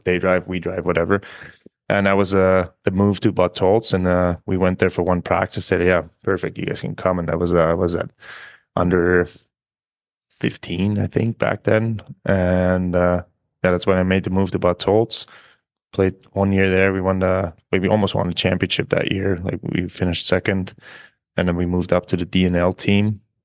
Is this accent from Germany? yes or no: yes; small village near Munich, Bavaria, Germany; English is a second language; moved away as an adult; also born or lived in North America; I was born in Munich, obviously, but, uh, I'm from a very, very small village, like, where there's, like, fifteen hundred people, maybe. And just growing up there